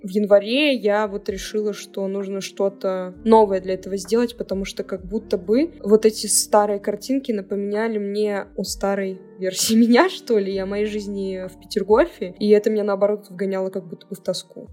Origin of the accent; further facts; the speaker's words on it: Cherepovets, Vologda Oblast, Russia; moved away as an adult; now in Saint Petersburg, Russia; все 18 лет своей жизни, то бишь это вот всю детство и подростковую жизнь я прожила в Череповце